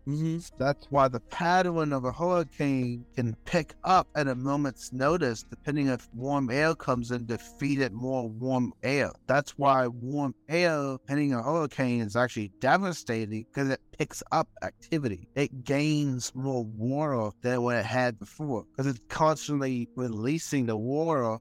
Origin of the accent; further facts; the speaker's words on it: Florida, United States; I am from Florida